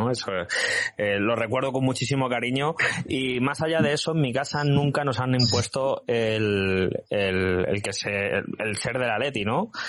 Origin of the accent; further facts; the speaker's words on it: Móstoles, Community of Madrid, Spain; Soy de, de, de Móstoles, una ciudad al sur de Madrid. Eh, mi barrio es un barrio muy humilde, ¿vale? Un barrio bastante humilde